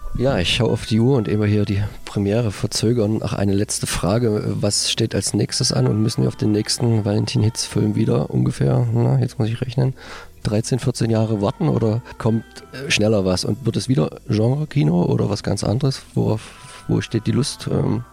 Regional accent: Germany; als Deutsche

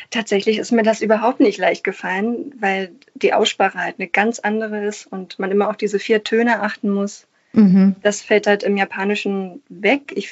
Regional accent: Berlin, Germany; Da hatte ich als eingeborene Berlinerin die Gelegenheit, an einem Gymnasium

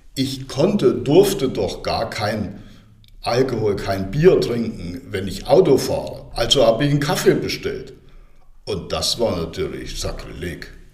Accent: Kaltensundheim, Thuringia, Germany; ich bin ja in der Rhön geboren, in Kaltensundheim. Ich bin auch in keiner Klinik geboren, ich bin zu Hause. Meine Mutter hat mich zu Hause in unserem Haus, wo wir jetzt wohnen, im Schlafzimmer geboren. Bin also waschechter, eingeborener Thüringer Röner

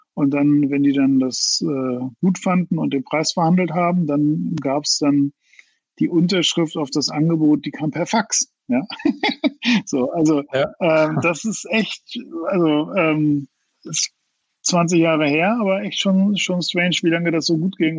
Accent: Mölln, Schleswig-Holstein, Germany; also born or lived in Iowa, United States; ein Hashtag wäre sicherlich äh, Norddeutsch. Ähm, also ich komme aus Mölln

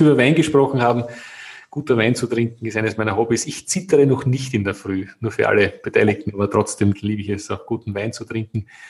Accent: Austria; bei uns in Österreich

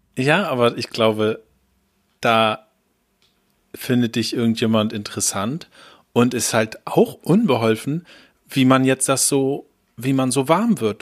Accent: Hamburg, Germany; wir so Hamburger sind

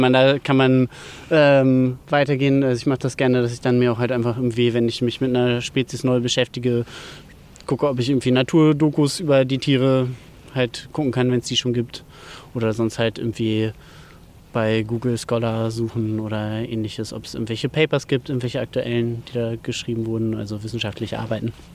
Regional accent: Dötberg, Germany; Und zwar bin ich ja hier in Dötberg aufgewachsen

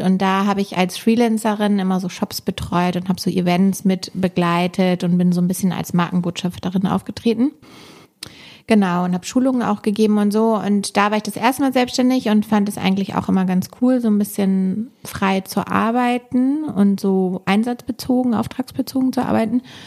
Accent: Hamburg, Germany; wir sind ja auch Norddeutsch direkt, wir sind beide Hamburger Mädels

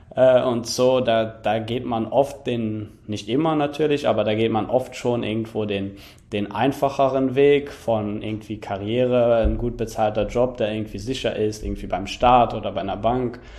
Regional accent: Luxembourg; moved away; in Luxemburg, in meinem Heimatland

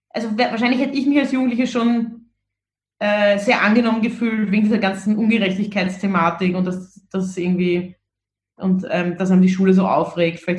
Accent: Vienna, Austria; weil das auch so ein recht unverblümter, unbeschönigender Humor war, mit dem man irgendwie so aufgewachsen ist in Wien

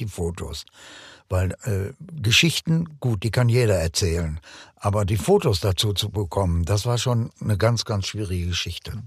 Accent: Bielefeld, North Rhine-Westphalia, Germany; also born or lived in Silesia; Von seit Kind auf bin ich schon hier, seit ja. dem ersten Schuljahr

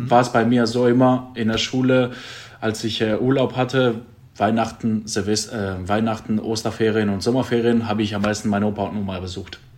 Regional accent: Drama, Central Macedonia, Greece; born or raised there; moved away

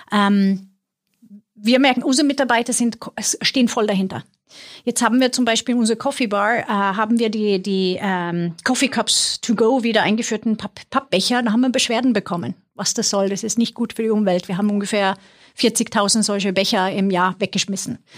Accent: Sweden; German is a second language; ich komme aus Schweden, wer sich wundert über meinen mein Akzent.

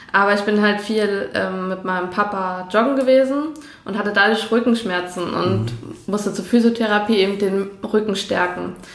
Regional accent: Angermünde, Brandenburg, Germany; moved away; ich komme ja eigentlich aus der Nähe von Berlin, Uckermark, mhm. mhm. Angemünde heißt das kleine

